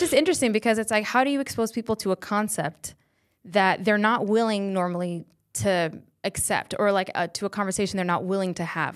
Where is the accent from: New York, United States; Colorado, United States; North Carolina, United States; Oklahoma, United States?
Colorado, United States; Fort Collins; born or raised there; accent: valley girl; moved away as an adult; now in Los Angeles, United States